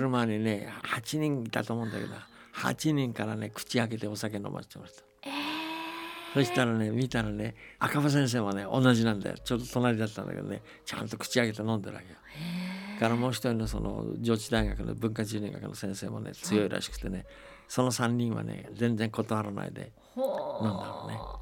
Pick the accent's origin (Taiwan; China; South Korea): China; moved away; 僕は中国生まれだから中国にすごく思い出があるし